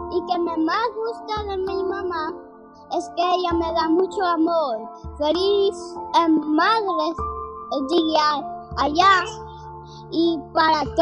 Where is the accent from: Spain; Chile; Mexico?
Spain; soy de España